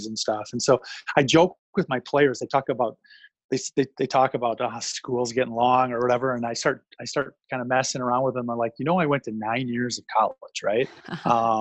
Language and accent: English; Madison, Wisconsin, United States; born and raised right around the Madison area